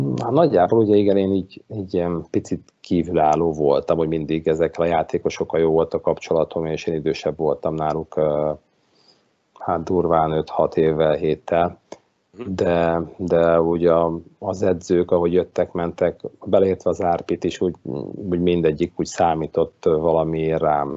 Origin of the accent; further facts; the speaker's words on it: Budapest, Hungary; itt Kelenföldön, ahol én fölnőttem